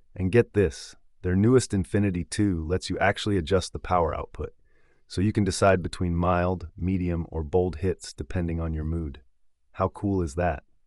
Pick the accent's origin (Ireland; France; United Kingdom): United Kingdom; England; now in United States; As an Englishman living here in the States